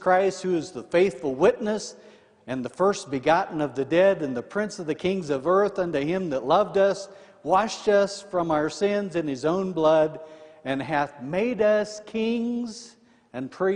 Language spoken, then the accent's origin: English; Indiana, United States; I'm from Indiana.